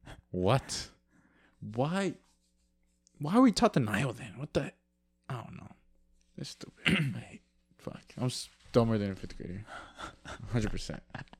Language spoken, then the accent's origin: English; United States; I'm American.